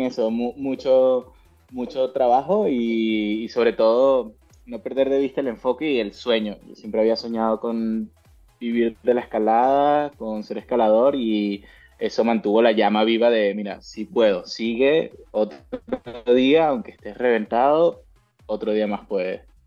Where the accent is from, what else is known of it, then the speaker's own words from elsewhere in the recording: Venezuela; moved away as an adult; now in Spain; yo nací en Venezuela y Venezuela es un país que dentro de eh, la escalada deportiva se ha especializado eh, ahora no tanto, pero en su momento se especializó mucho en la velocidad y eso pues captó mi atención y me formé como mm, atleta, como velocista en Venezuela